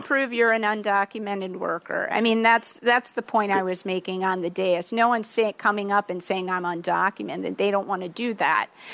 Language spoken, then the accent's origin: English; Baltimore, Maryland, United States; now in Washington, D.C., United States; I grew up in Baltimore and my parents live in Maryland